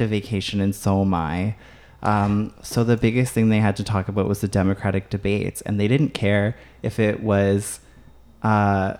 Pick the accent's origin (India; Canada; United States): Canada; as a Canadian